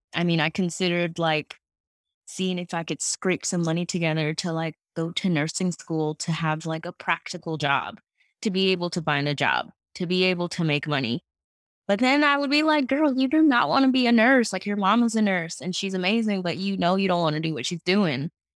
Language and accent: English; New York City, New York, United States; I am from Queens, New York.